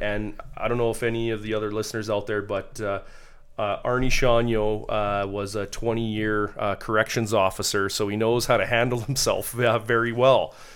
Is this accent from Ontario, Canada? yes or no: no; Calgary, Alberta, Canada; I'm from Calgary